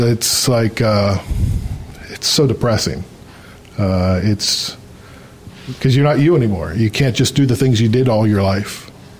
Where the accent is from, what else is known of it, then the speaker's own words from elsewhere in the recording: Ohio, United States; I'm from Ohio. I'm originally from the United States, and I've lived all over the States.